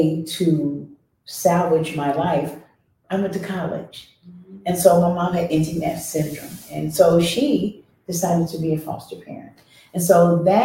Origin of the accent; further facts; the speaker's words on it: Columbus, Ohio, United States; I was born and raised here in Columbus, Ohio.